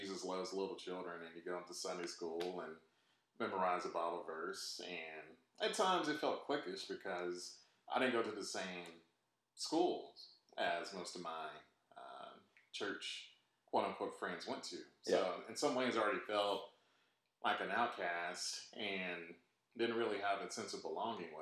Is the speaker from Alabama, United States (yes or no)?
yes; Alabama, United States; I grew up in the Deep South. Grew up in Alabama